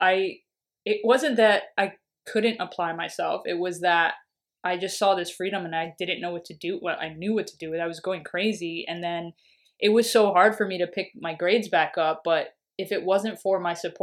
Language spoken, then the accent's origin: English; New York City, New York, United States; I grew up in Washington Heights, the real Washington Heights